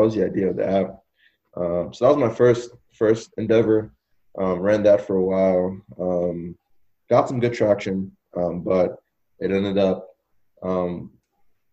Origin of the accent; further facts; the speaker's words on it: Nigeria; now in United States; me being Nigerian